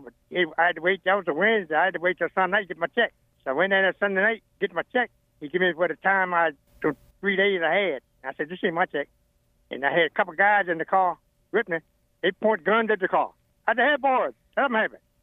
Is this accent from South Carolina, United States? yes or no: no; Sunnybank, Virginia, United States; born and raised in Sunnybank, Virginia